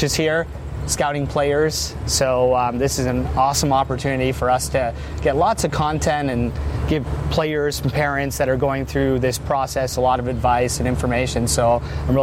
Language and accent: English; Canada; moved away as an adult; also born or lived in Western New Mexico; I came from Canada